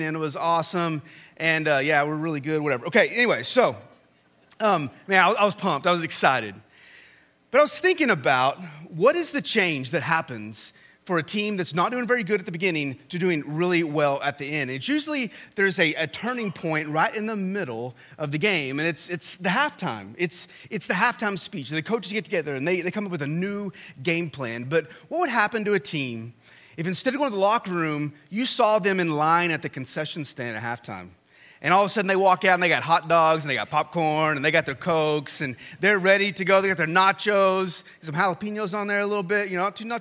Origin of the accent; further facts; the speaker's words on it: Texas, United States; moved away; I went to A&M, and I'm from Texas